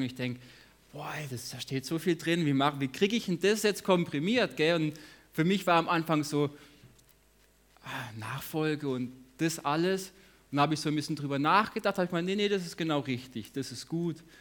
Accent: Lörrach, Baden-Württemberg, Germany; now in Hagen, Germany; Ich komme auch aus Lörrach, ich wohne in Hagen

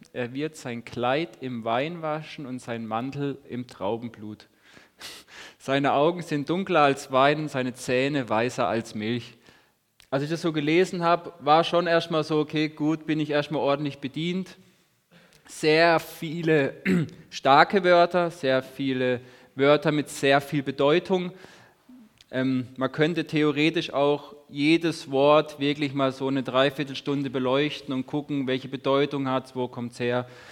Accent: Lörrach, Baden-Württemberg, Germany; now in Hagen, Germany; Und ich komme auch aus Lörrach, wohne in Hagen.

